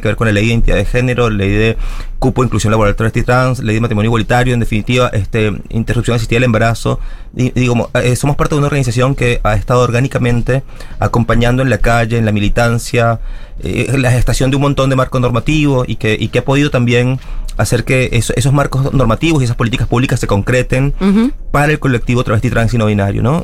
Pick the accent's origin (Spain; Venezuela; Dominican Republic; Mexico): Venezuela; moved away as an adult; now in Argentina; Yo soy una marica migrante, soy venezolana, crecí nací en Venezuela, estudié educación, me vine a Argentina